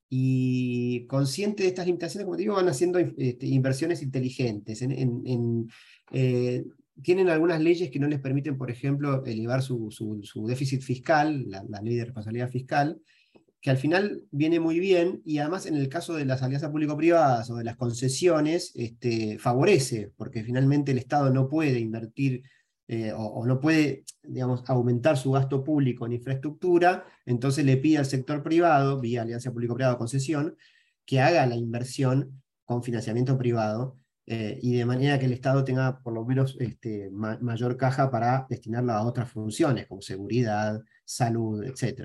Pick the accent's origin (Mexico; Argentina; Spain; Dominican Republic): Argentina; Tigre, Buenos Aires Province; moved away as an adult; also born or lived in Paraguay / Chile; no me terminé de despegar de, de mi cordón umbilical, que es este, Buenos Aires, o, Tigre